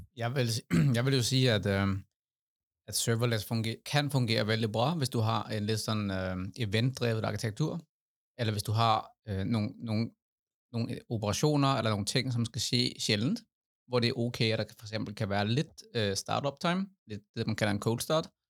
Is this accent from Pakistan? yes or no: no; Denmark; now in Norway; Jeg er dansk